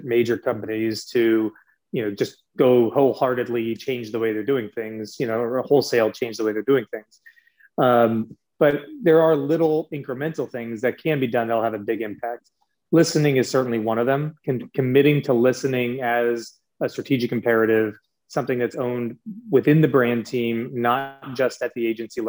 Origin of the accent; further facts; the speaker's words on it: Des Moines, Iowa, United States; I'm from Des Moines, Iowa